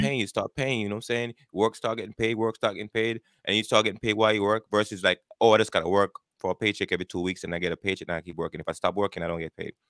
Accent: Jamaica; moved away as an adult; now in United States; born and raised in Jamaica. I grew up there. I immigrated to the United States back in nineteen ninety-eight.

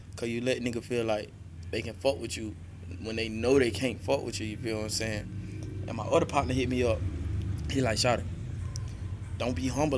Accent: Macon, Georgia, United States; I'm from the South Side

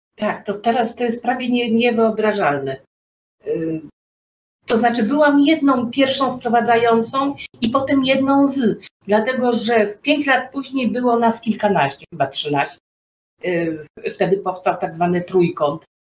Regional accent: Poland; u nas w Polsce

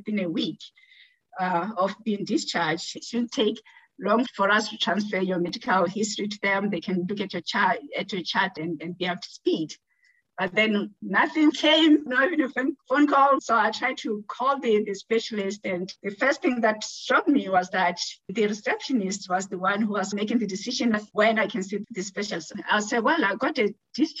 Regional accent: Botswana; moved away as an adult; now in Winnipeg, Canada; I am originally from Botswana, and I've been in Canada for over 20 years now. I came here as an international student.

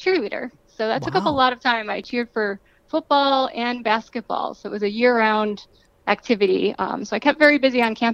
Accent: Buffalo, New York, United States; I was born and raised in suburbs just north of the city

